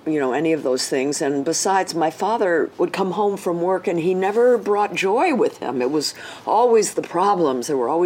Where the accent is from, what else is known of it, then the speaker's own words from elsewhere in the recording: Los Angeles, California, United States; my first decade out here in Hollywood